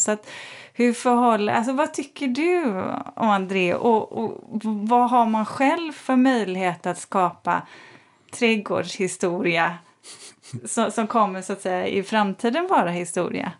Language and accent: Swedish; Borås, Västra Götaland, Sweden; Jag är uppvuxen i, i, i Borås